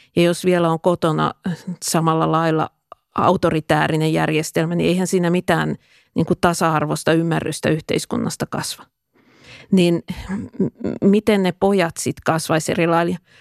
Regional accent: Tampere, Pirkanmaa, Finland; mä asuin lapsuuteni Pispalassa

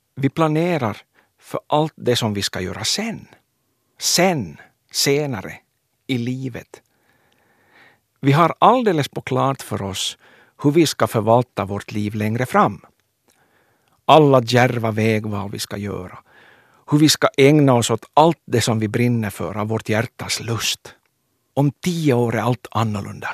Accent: Kronoby, Ostrobothnia, Finland; Jag föddes i Kronoby 1972.

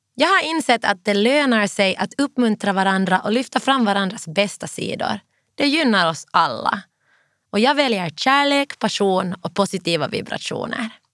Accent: Finland; now in London, United Kingdom; hemma i Finland

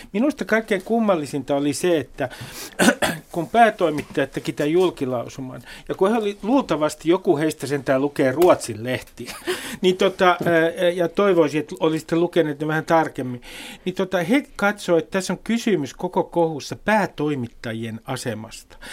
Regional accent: Nummi, Uusimaa, Finland; kotikuntani Nummen

